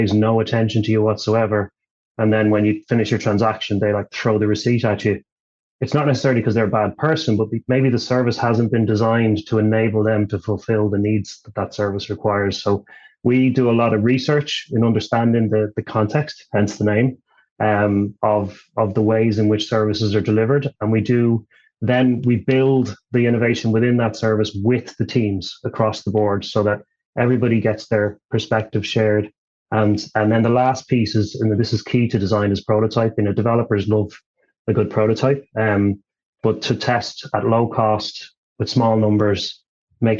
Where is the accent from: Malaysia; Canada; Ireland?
Ireland; moved away; I'm originally from Ireland